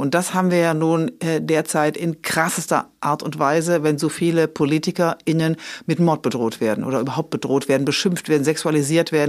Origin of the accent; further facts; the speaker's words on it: Rhineland, Germany; ich bin Rheinländerin